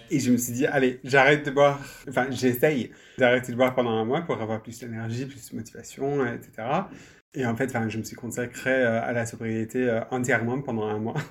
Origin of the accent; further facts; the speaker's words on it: United Kingdom; French is a second language; moved away; on pourra peut-être l'entendre euh, dans ma voix, je suis, euh, je suis britannique